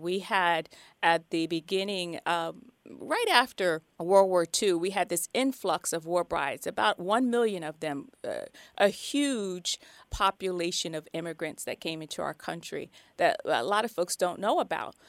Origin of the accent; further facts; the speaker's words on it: New Jersey, United States; I hail from New Jersey